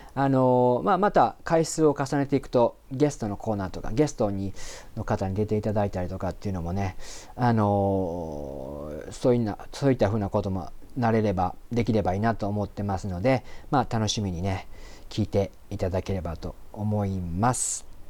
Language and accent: Japanese; Japan; first language Japanese; もともと日本に普通に生まれ育って全く英語ができなかったんですね。